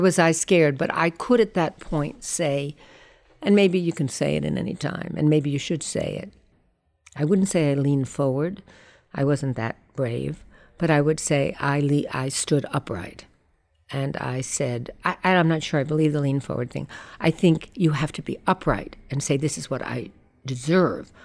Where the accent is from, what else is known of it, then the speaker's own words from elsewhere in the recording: New York, United States; I grew up on the Lower East Side